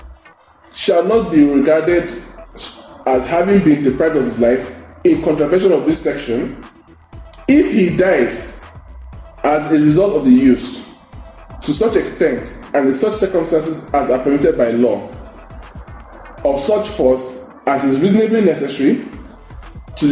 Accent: Jigawa, Nigeria; I'm from Jigawa State

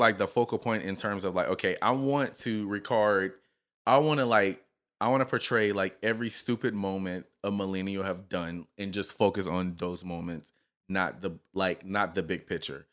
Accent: Lafayette, Louisiana, United States; moved away; we come from, and Lafayette is a very r, country place.

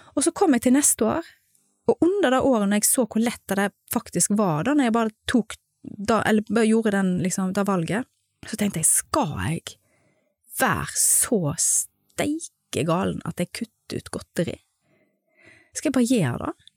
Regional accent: Stord, Vestland, Norway; moved away as an adult; now in Gothenburg, Sweden; Jeg er jo fra Stord

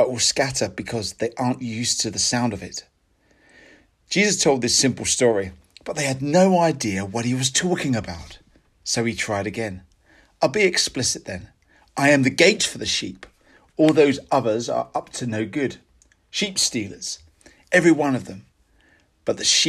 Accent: United Kingdom; as British people

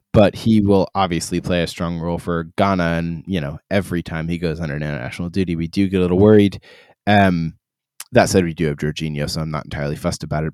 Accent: Ireland; I am Irish

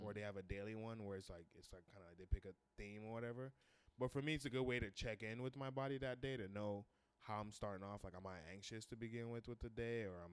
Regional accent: Accra, Greater Accra, Ghana; now in California, United States; I'm originally from Ghana, West Africa. I was born in Accra. and yeah, I've been living in California for the last 20 years.

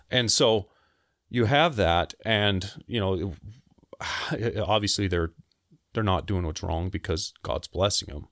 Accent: Salt Lake City, Utah, United States; I grew up in Salt Lake.

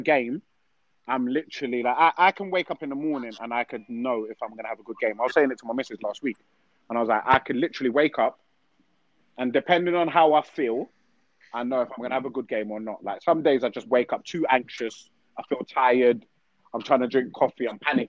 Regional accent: Peckham, London, United Kingdom; because I don't think I was the best player growing up in Peckham.

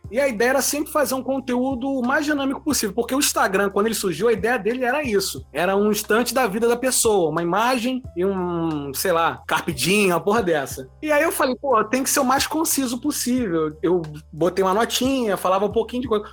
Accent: Rio de Janeiro, Brazil; eu sou do Rio de Janeiro

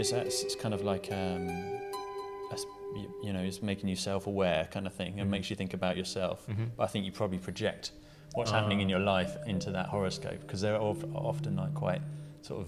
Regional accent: England, United Kingdom; also born or lived in London; now in Brighton, United Kingdom; I was born in England, sort of fairly near London, and then grew up, we moved out of London and moved to the countryside and grew up in the countryside, and it was a fairly normal kind of English life

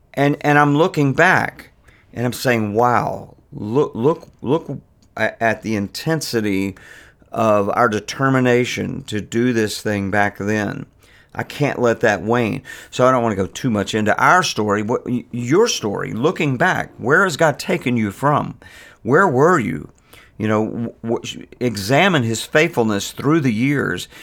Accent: Virginia Beach, Virginia, United States; moved away as an adult; now in Richmond, United States; I'm from Virginia Beach and, uh, the Norfolk area

